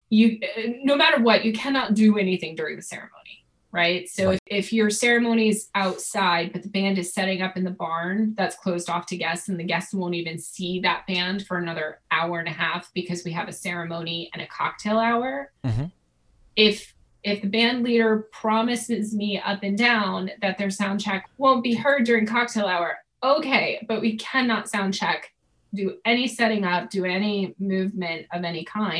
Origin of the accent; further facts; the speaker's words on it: New England, United States; I'm from New England, so I got my sarcasm card very young.